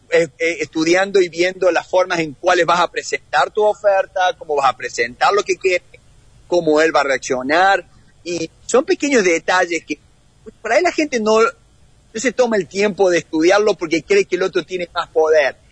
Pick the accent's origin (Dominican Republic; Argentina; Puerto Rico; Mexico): Argentina; moved away as an adult; now in United States; como argentino